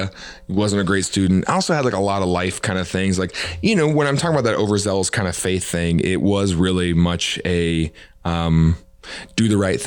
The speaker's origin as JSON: {"language": "English", "region": "the Bible Belt", "country": "United States", "tie": "born or raised there", "said": "but I also felt like I grew up in the Bible Belt."}